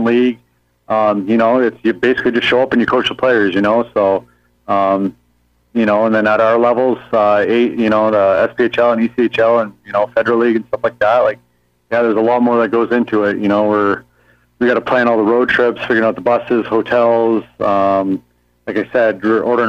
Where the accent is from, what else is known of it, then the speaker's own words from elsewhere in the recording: Southern Ontario, Canada; also born or lived in Brantford, Ontario; I'm from Southern Ontario